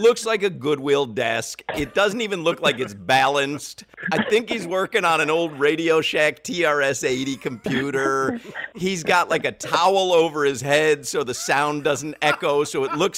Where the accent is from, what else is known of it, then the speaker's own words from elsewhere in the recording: Chicago, Illinois, United States; moved away; growing up in Chicago.